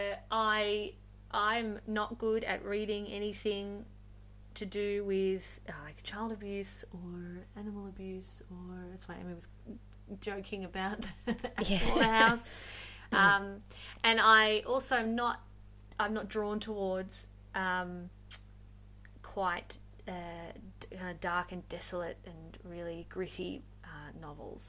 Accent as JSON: {"language": "English", "region": "Western Australia", "country": "Australia", "said": "I'm actually from Western Australia"}